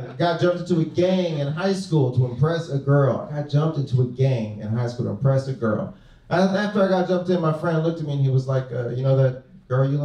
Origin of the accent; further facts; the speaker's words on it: Los Angeles, California, United States; moved away as an adult; now in San Diego, United States; I was raised in South Central Los Angeles